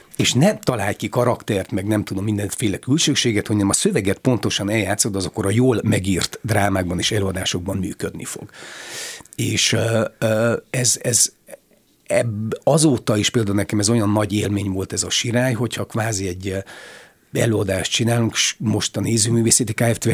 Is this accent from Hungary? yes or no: no; Odorheiu Secuiesc, Harghita County, Romania; moved away as an adult; also born or lived in Târgu Mureș; Én Székelyudvarhelyen születtem, ott végeztem a középiskolát, és aztán Marosvásárhelyen a színművészeti főiskolát.